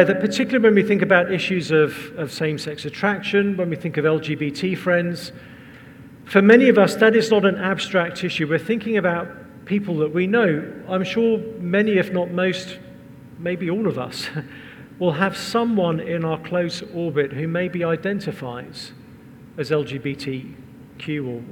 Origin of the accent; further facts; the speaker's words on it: England, United Kingdom; We're English